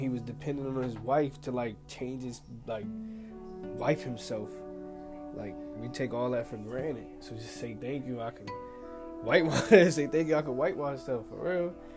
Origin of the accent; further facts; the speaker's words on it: Pleasantville, New Jersey, United States; I'm from Pleasantville, New Jersey